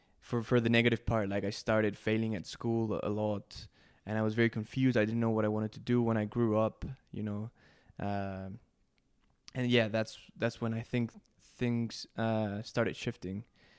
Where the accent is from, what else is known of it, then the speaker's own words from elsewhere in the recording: Mexico City, Mexico; English is a second language; All right, yeah, I was born and raised in Mexico City, very lucky kid. Grew up in suburban Mexico City